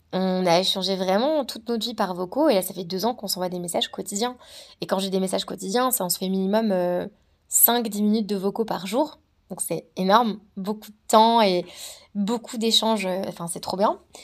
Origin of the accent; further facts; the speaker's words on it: Savoie, Auvergne-Rhône-Alpes, France; moved away as an adult; also born or lived in New Zealand; je viens de la Savoie, c'est juste magnifique.